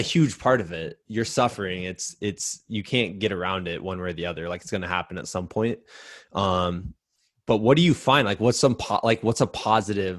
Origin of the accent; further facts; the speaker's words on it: United States; as an American